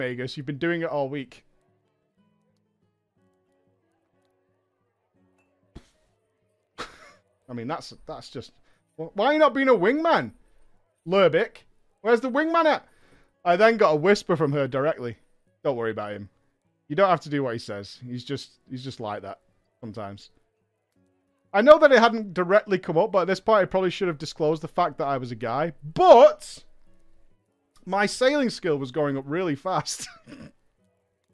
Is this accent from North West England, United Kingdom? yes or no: yes; Manchester, North West England, United Kingdom; I'm from Manchester